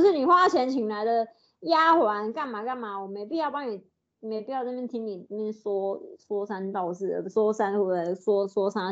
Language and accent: Chinese; Ho Chi Minh City, Vietnam; Chinese is a second language; now in Taiwan; 我是来自越南胡志明市的 … ，我很喜欢看台湾的电视